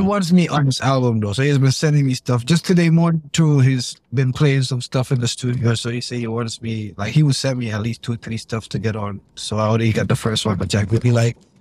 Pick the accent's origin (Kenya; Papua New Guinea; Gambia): Gambia; Fajara; moved away as an adult; now in United States; I grew up in Pipeline. I grew up in Pipeline, Fajari.